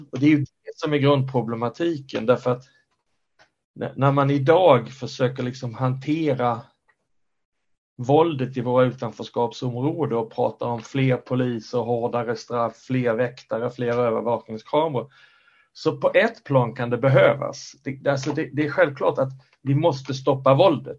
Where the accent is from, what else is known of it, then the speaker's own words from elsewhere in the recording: Skåne, Sweden; also born or lived in Stockholm area; now in Stockholm, Sweden; jag bor i Stockholmsområdet sedan länge men jag är från Skåne. Mm. Jag är skåning i Stockholm